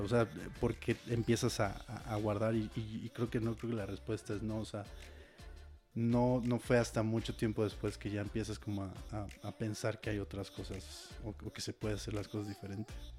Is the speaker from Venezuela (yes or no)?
no; Querétaro, Mexico; moved away as an adult; now in Mexico City, Mexico; yo soy de Querétaro